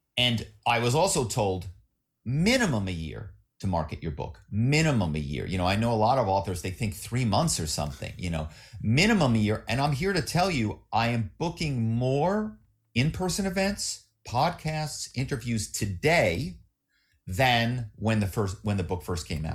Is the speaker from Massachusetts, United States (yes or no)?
no; Philadelphia, Pennsylvania, United States; moved away as an adult; also born or lived in New York; now in Malibu, United States; I grew up in Philly